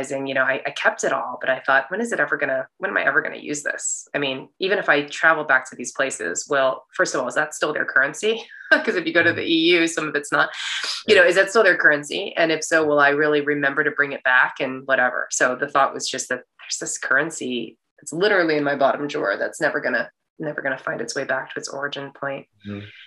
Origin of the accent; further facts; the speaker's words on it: United States; when I go back to China, I'm looked at as a foreigner. It's like very obvious that I'm American.